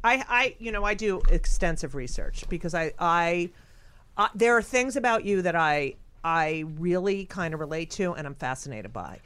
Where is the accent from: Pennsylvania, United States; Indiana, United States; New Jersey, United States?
New Jersey, United States; I'm also from New Jersey